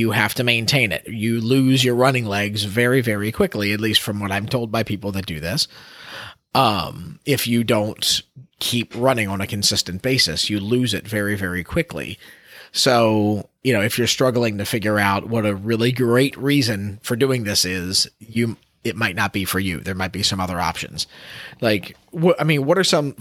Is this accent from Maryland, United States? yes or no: yes; Baltimore, Maryland, United States; my hometown of Baltimore